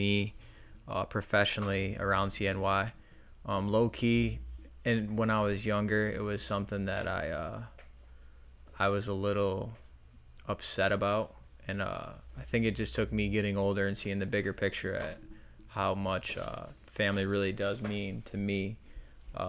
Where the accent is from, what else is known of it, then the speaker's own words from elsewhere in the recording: Central Square, New York, United States; I grew up north of Syracuse, a little out in the country